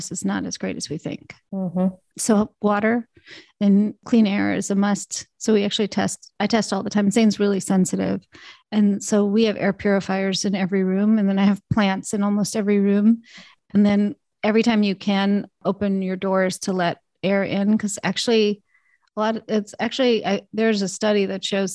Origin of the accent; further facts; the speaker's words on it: Alabama, United States; also born or lived in Canada; growing up in Alabama